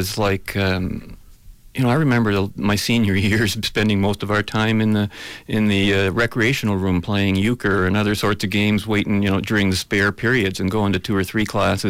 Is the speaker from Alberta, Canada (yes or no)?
no; London, Ontario, Canada; also born or lived in Germany; Not born here, no. But pretty much almost might as well have been.